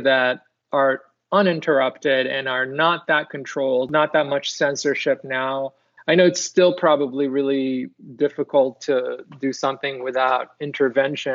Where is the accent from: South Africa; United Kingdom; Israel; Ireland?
Israel; moved away; I'm originally from Israel